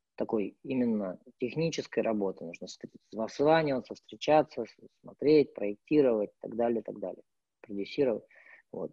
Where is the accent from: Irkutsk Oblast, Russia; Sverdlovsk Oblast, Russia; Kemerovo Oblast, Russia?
Irkutsk Oblast, Russia; Irkutsk; moved away as an adult; also born or lived in Moscow; мой родной город Иркутск